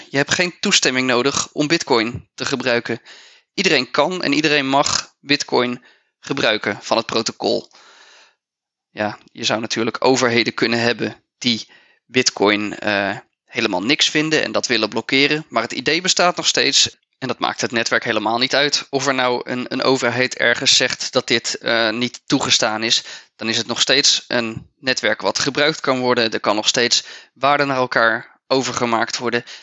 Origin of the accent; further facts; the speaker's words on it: Netherlands; Dus voor ons als Nederlanders is dat niet het meest interessante.